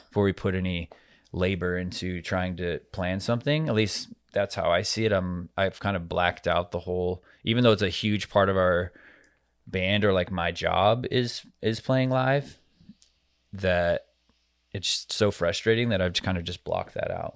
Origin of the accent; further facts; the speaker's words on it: Arizona, United States; my home state